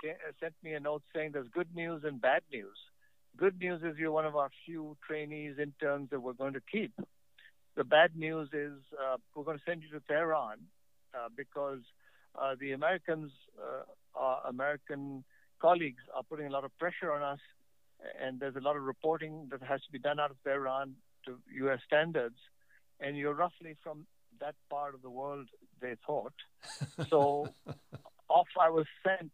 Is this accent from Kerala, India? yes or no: no; New Delhi, Delhi, India; born or raised there; also born or lived in Lucknow, India